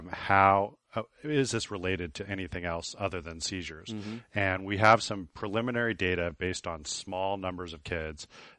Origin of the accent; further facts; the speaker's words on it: Shiprock, New Mexico, United States; born there; I was born on the Navajo Reservation in Shiprock.